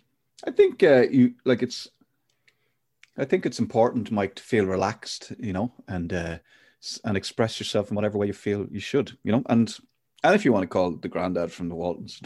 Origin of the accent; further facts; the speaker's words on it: Ireland; we're both Irish